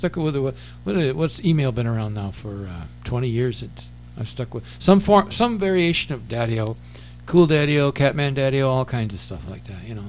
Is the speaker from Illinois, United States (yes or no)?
no; Whitewater, Wisconsin, United States; I grew up in Whitewater, which is, if you're listening in Munich, Germany, Whitewater is 18 miles to the east of Janesville.